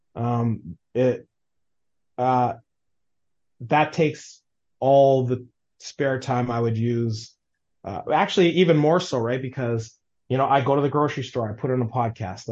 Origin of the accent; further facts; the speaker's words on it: Winnipeg, Manitoba, Canada; I grew up in Waverly Heights.